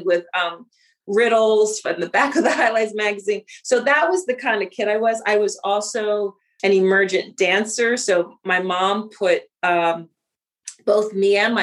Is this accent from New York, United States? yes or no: no; Philadelphia, Pennsylvania, United States; I grew up in Philly. I grew up in the city of Philadelphia